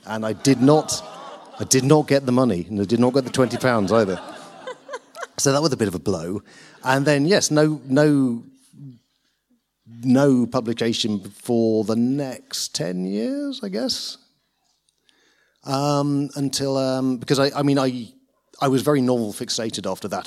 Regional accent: Lincolnshire, East Midlands, United Kingdom; moved away; I grew up in Lincolnshire

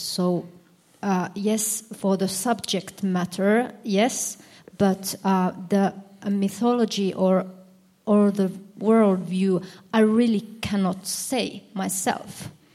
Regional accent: Finland; I'm from Finland and I'm an author and journalist

